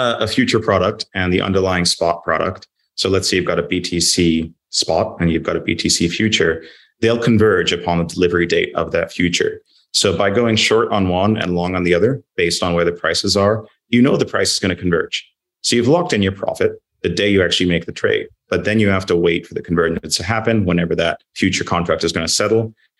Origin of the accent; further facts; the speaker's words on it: London, United Kingdom; now in -; But as you said, I'm a Londoner. I want things to get back to normal.